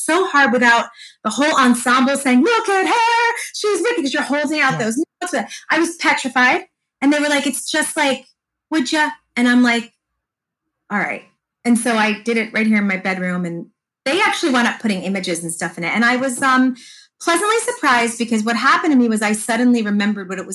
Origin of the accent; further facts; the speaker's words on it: Fair Lawn, New Jersey, United States; my hometown, Fairlawn, New Jersey